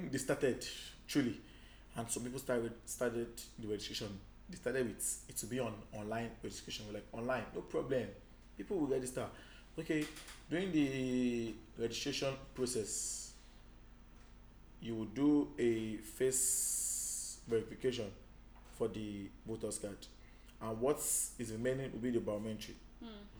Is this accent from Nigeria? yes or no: yes; Nigeria; they will just support you with prayers here in my home country